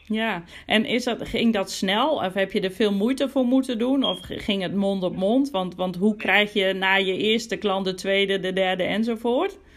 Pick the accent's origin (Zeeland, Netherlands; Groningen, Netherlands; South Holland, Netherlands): Groningen, Netherlands; ik kom zelf uit Groningen, woon in Groningen